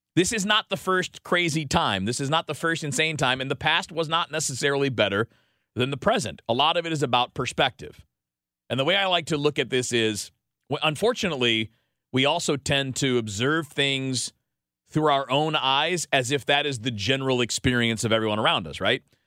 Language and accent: English; Detroit, Michigan, United States; I grew up in Detroit